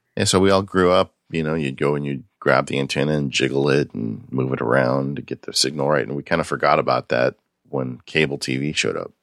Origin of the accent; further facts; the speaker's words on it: California, United States; growing up in California, it was really hard for me when I was a kid